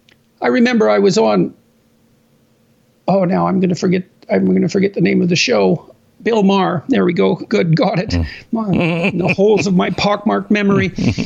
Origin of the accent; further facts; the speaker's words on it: Canada; I'm a Canadian, right? So I'm kind of watching this from the outside, at least to some degree.